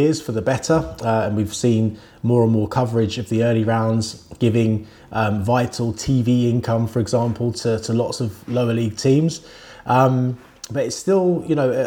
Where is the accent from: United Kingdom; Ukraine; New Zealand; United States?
United Kingdom; Wembley, London; I grew up in Wembley. I lived in Wembley for all of my childhood, basically.